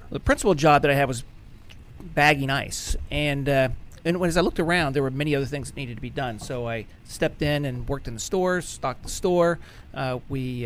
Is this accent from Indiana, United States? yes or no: no; Clarksburg, West Virginia, United States; I grew up in Clarksburg, West Virginia